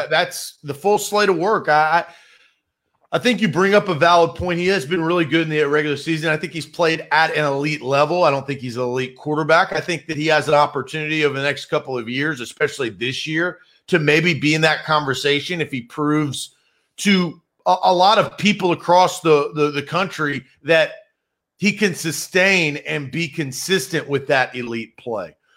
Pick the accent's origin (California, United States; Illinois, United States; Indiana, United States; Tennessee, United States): Tennessee, United States; Nashville; I, I grew up in Nashville, quick story, grew up in Nashville